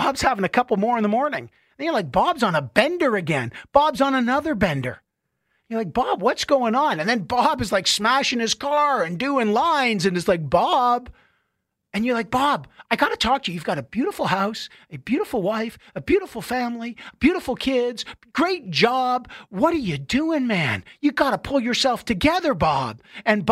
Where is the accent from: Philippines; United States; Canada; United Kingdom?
Canada; I am Canadian and I love this beautiful country, everything about it.